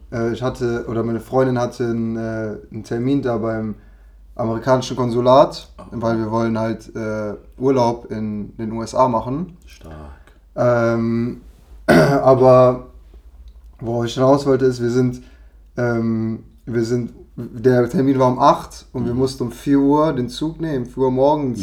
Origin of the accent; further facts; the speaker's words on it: Cologne, North Rhine-Westphalia, Germany; Ich als Kölner